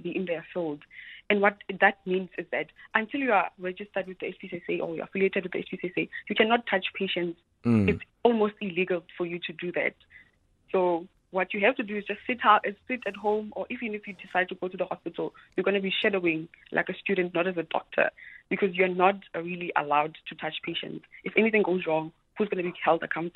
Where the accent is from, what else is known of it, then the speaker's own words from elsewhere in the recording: Free State, South Africa; also born or lived in Russia; I'm from the Free State originally